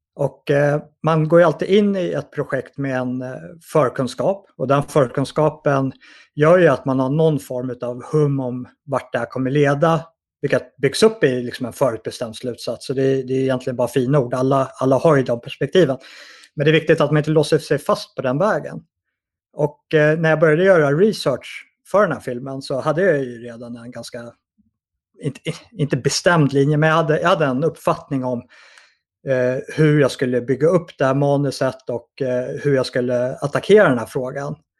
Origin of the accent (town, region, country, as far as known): Sweden